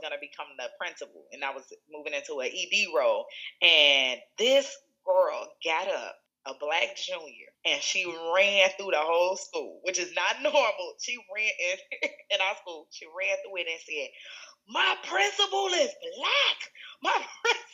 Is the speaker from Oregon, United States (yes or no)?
no; Chicago, Illinois, United States; moved away as an adult; now in Seattle, United States; where I grew up in Chicago